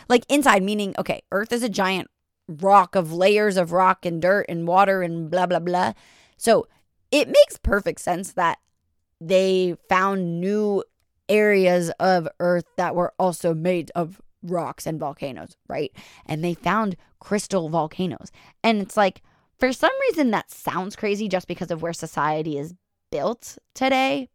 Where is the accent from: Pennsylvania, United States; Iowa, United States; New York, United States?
New York, United States; I'm from New York